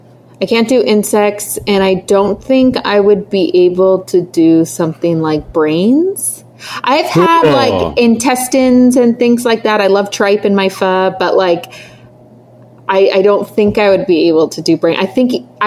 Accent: United States; also born or lived in France; us being American

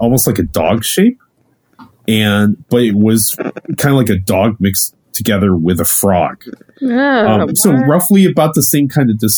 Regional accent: Ohio, United States; moved away; I'm originally from Ohio

